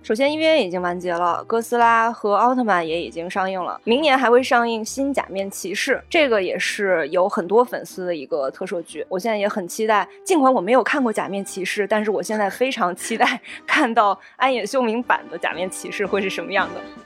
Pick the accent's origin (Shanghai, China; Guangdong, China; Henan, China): Henan, China; now in Beijing, China; 我是河南人嘛